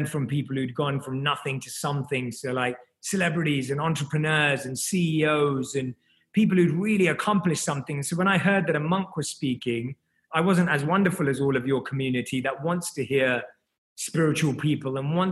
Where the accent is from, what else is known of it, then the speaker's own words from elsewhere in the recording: London, United Kingdom; moved away as an adult; now in Los Angeles, United States; I was born and raised in London, and I grew up in London.